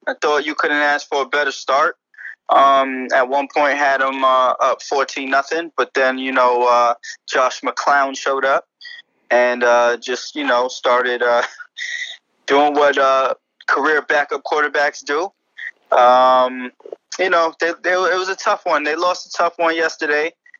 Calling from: Bronx, New York, United States; I'm calling in from Billy's in the Bronx, right by the stadium.

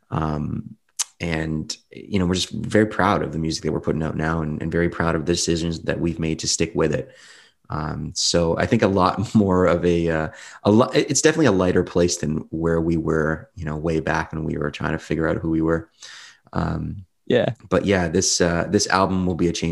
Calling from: Windsor, Ontario, Canada; Windsor, Windsor, Ontario, Canada. It's not really what you'd expect from Canada. There's no mountains or snow-topped peaks here

